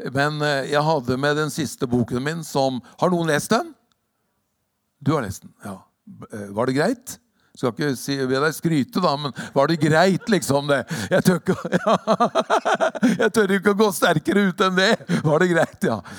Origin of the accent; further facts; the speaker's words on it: Hokksund, Buskerud, Norway; also born or lived in Drammen; det er ikke så lett i Hokksund heller, i hjembygda mi